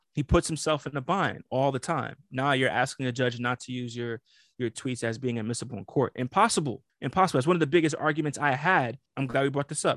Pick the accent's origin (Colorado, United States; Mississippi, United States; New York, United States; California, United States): New York, United States; I'm from New York.